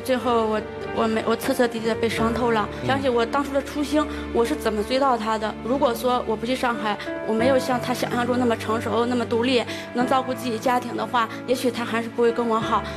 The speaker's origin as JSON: {"language": "Chinese", "town": "Handan", "region": "Hebei", "country": "China", "tie": "born or raised there", "said": "我老家是邯郸"}